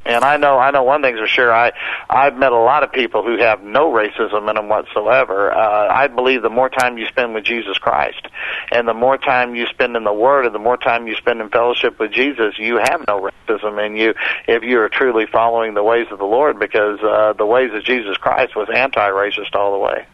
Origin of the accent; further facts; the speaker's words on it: Oklahoma, United States; growing up in the South in Oklahoma.